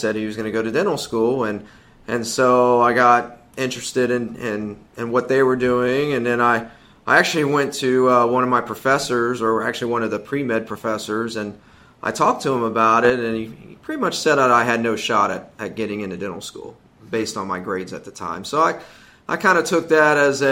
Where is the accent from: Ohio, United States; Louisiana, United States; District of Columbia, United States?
Ohio, United States; moved away as an adult; also born or lived in Oklahoma / Greenville, South Carolina; we're both from Ohio originally